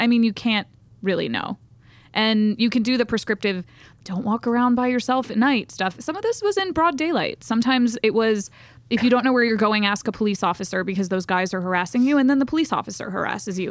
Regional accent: the South, United States; accent: Southern; I'm from the South

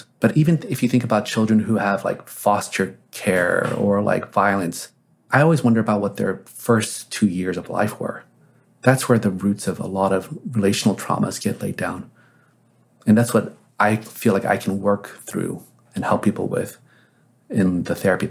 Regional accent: South Korea; born there; When I was born in Korea

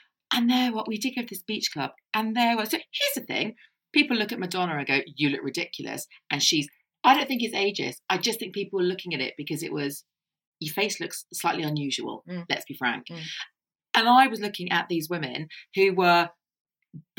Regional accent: Ireland; I'm Irish.

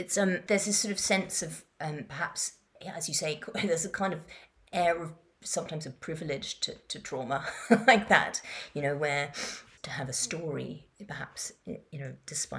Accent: Madagascar; also born or lived in Kenya / Yemen / Morocco; I grew up in Madagascar and Kenya and Yemen and Morocco, and it was, you know, before the internet

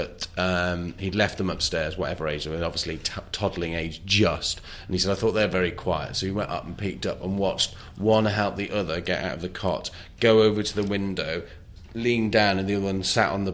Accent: North Wales, United Kingdom; moved away; also born or lived in New York; I'm from Wales, North Wales

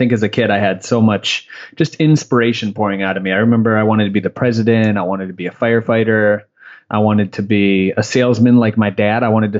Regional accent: Michigan, United States; moved away; also born or lived in Tampa, Florida; I'm actually originally from Michigan.

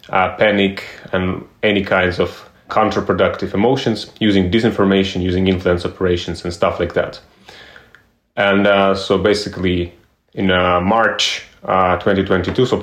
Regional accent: Ukraine; I'm from Ukraine originally.

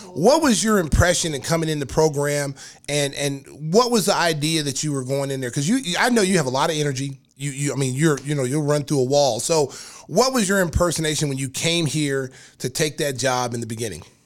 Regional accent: Lawton, Oklahoma, United States; born and raised in Lawton, Oklahoma

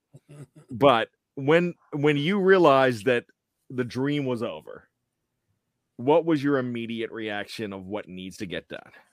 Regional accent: Pennsylvania, United States; also born or lived in West Virginia; now in Maryland, United States; I'm a Maryland res-, resident, born and raised in Pennsylvania, nine years in almost heaven, West Virginia

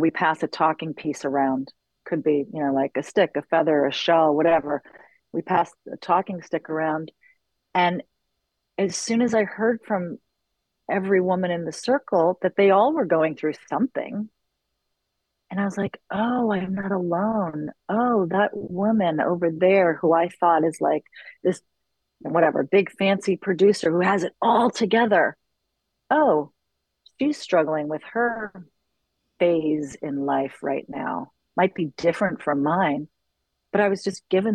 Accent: New York City, New York, United States; moved away as an adult; now in Los Angeles, United States; I was born and raised in New York City, in the city, in the West Village.

